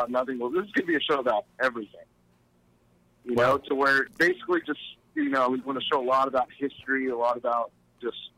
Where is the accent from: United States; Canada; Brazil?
United States; Dallas, Texas; moved away as an adult; now in New Braunfels, United States; Growing up in the Dallas-Fort Worth area